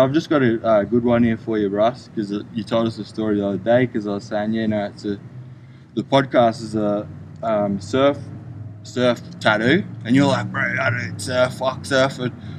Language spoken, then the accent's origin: English; Australia; now in United States; I came from Australia